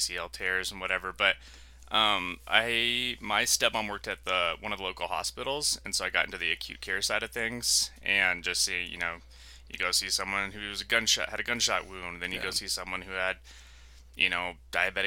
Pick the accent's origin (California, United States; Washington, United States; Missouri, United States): Washington, United States; Yakima; moved away as an adult; now in Albuquerque, United States; I'm from Washington State